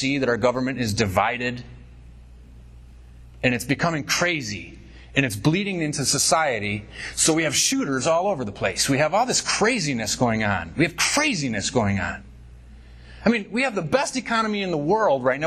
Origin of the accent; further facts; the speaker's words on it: United States; we're an American